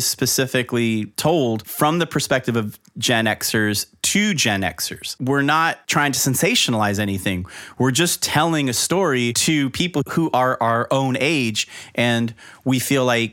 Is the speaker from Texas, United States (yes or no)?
no; South Florida, United States; growing up in South Florida